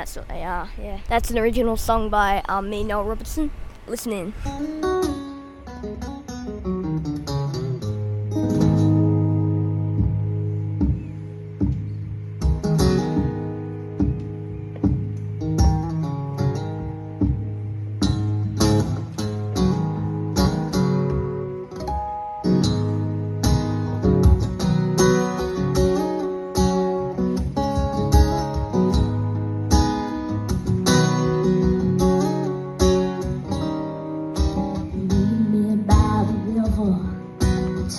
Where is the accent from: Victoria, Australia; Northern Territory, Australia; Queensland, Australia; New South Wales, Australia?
Queensland, Australia; the Whitsundays; I'm 12 years old. I'm from the Whitsundays, Queensland.